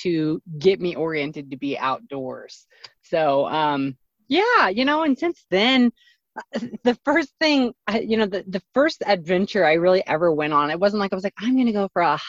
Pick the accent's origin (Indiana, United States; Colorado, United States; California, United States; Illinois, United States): Indiana, United States; southeastern; I grew up in the Midwest in this like small town in Indiana, southeastern Indiana